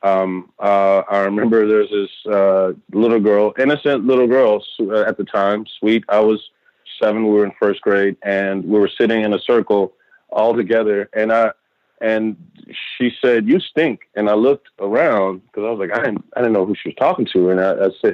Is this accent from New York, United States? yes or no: no; Texas, United States; I grew up in Texas